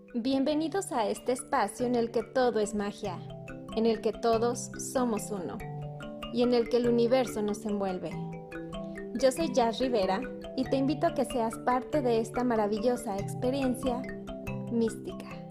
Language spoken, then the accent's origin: Spanish; Durango, Mexico; moved away; yo soy norteña del norte de México, de Durango, Durango